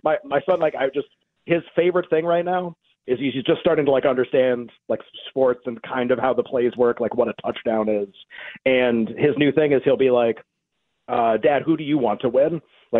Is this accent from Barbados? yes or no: no; New England, United States; And I grew up in New England, and I was a Red Sox fan.